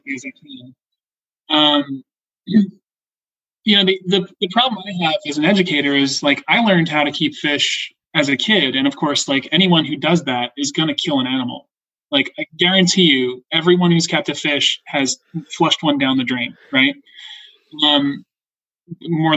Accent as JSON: {"language": "English", "area": "North Shore of Long Island", "region": "New York", "country": "United States", "tie": "born or raised there", "moved": "yes", "said": "as a kid, growing up on the North Shore of Long Island"}